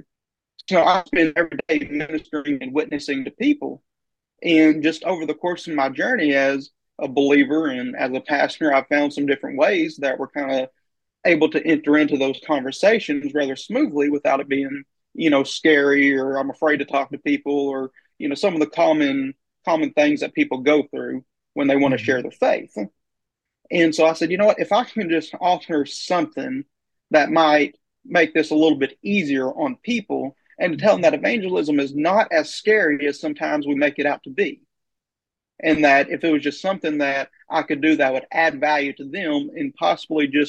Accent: Oklahoma, United States; also born or lived in Ardmore, Oklahoma / Long Grove, Oklahoma; I grew up in Oklahoma. I grew up in a town called Ardmore and Long Grove

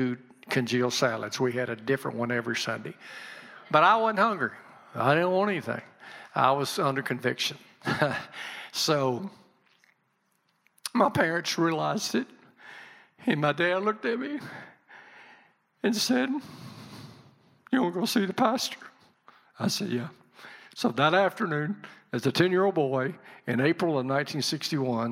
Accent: Birmingham, Alabama, United States; moved away as an adult; now in Milan, United States; I grew up in Birmingham, on the western side of Birmingham, a little community called Fairfield Highlands

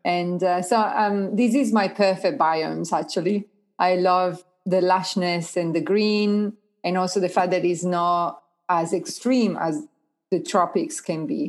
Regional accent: Italy; now in Australia; the place where I was born

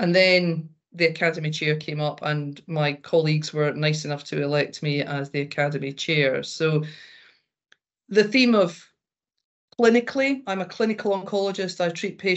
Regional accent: Glasgow, Scotland, United Kingdom; accent: Glaswegian; moved away as an adult; also born or lived in Hertfordshire; the accent usually gives the game away that I was born north of the border. I'm Glaswegian.

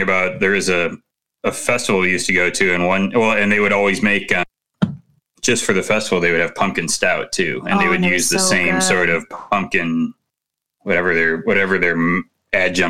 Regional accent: Chicago, Illinois, United States; I'm from Chicago

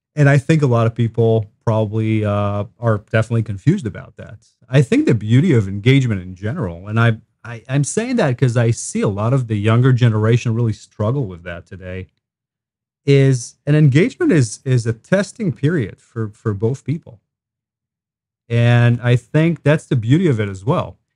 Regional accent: Israel; moved away as an adult; now in Wentzville, United States; I grew up in Israel

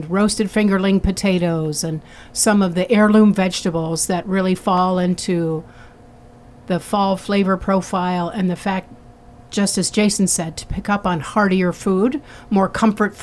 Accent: South Florida, United States; moved away; also born or lived in Ohio; I grew up in South Florida

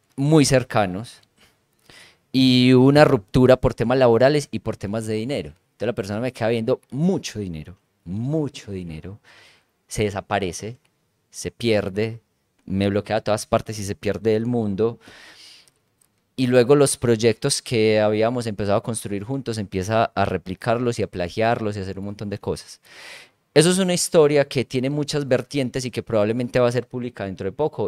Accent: La Ceja, Antioquia, Colombia; moved away as an adult; now in La Unión, Colombia; yo soy de La Ceja, pero en este momento vivo en La Unión

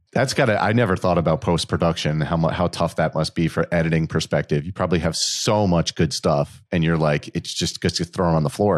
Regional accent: Connecticut, United States; moved away as an adult; also born or lived in New York area / Rhode Island; now in Central North Carolina, United States; growing up in Connecticut

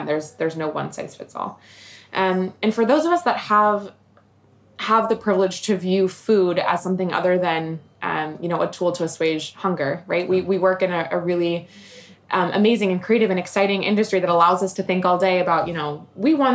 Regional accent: Richmond, Virginia, United States; my hometown, Richmond, Virginia

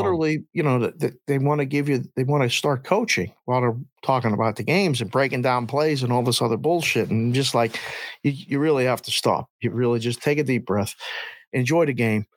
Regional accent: Pittsburgh, Pennsylvania, United States; now in Las Vegas, United States; growing up in Pittsburgh

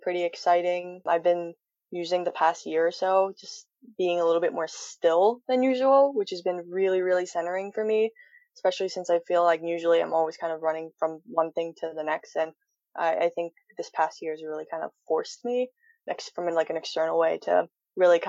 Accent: Philadelphia, Pennsylvania, United States; I'm born and raised in Philadelphia

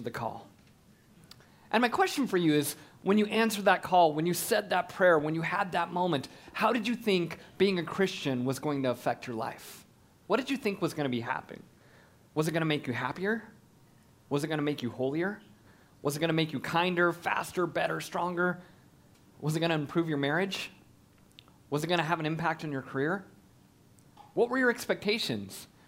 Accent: Colorado Springs, Colorado, United States; I grew up in Colorado Springs

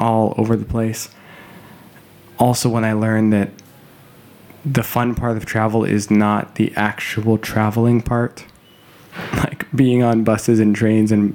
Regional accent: Calgary, Alberta, Canada; moved away; I will also be in my hometown of Calgary

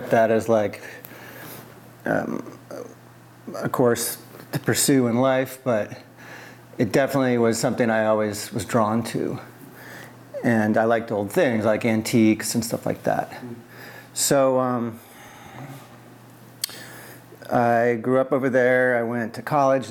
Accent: East Coast, United States; moved away as an adult; also born or lived in Palo Alto, California / Philadelphia, Pennsylvania; now in Portland, United States; I grew up mostly on the East Coast. I'm from the West Coast, from Palo Alto, but spent most of my years on the East Coast

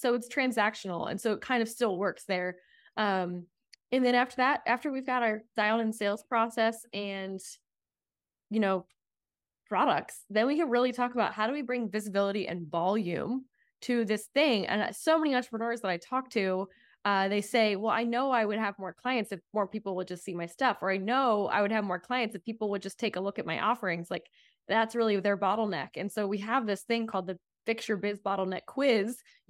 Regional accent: East Coast, United States; I remember coming out here the first time when I was 14, and I'm from the East Coast

